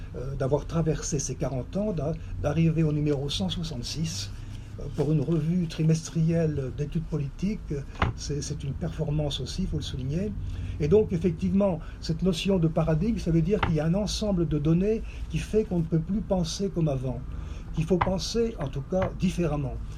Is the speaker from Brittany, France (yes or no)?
no; Vendée, Pays de la Loire, France; moved away; also born or lived in Côtes-du-Nord; je suis originaire de la Vendée